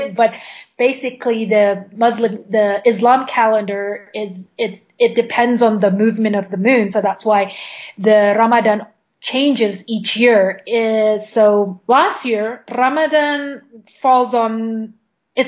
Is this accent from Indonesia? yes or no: yes; Indonesia; English is a second language; moved away as an adult; also born or lived in South Korea; now in Bogota, Colombia; I was born and raised in Indonesia